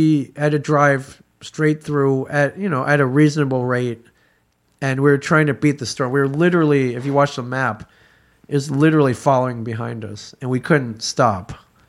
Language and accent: English; Michigan, United States; I grew up in Michigan. I can drive in snow.